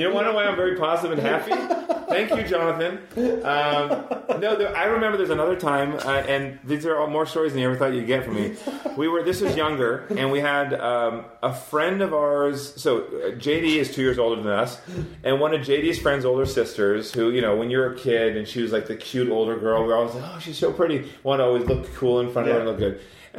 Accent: Scotland, United Kingdom; I'm Scottish.

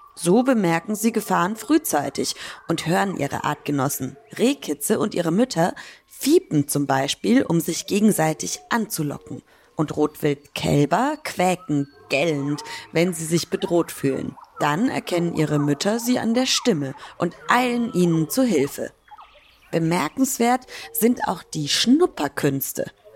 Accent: Franconia, Bavaria, Germany; moved away; Ich komme ja ursprünglich aus Bayern. Und da in Franken, wo ich herkomme, der Region

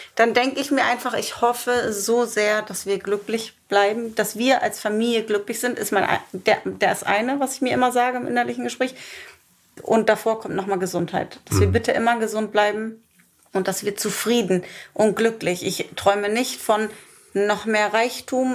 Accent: Germany; moved away as an adult; Nichtsdestotrotz ist Deutschland mein Heimatland

